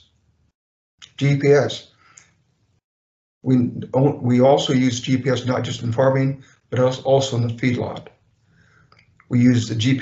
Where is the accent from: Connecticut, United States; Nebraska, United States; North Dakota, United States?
Nebraska, United States; Broken Bow; Broken Bow, my hometown